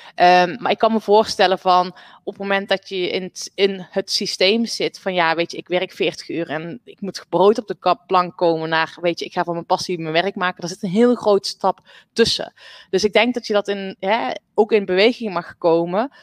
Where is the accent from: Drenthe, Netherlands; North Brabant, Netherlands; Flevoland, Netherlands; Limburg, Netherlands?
North Brabant, Netherlands; Ik ben op de boerderij opgegroeid. Dus ik ben echt een buitenmeisje. Ehm, en nou, ik kom uit Brabant